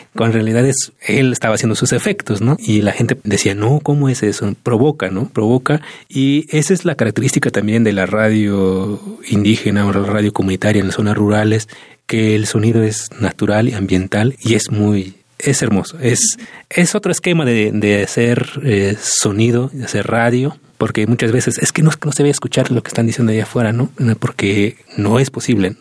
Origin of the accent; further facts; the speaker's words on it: Santa María Tlahuitoltepec, Oaxaca, Mexico; Y mi pueblo, Tlahuitoltepec